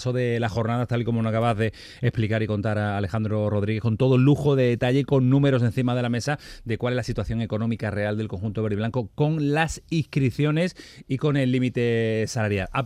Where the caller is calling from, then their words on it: Huelva, Andalusia, Spain; de Huelva, muchísimas gracias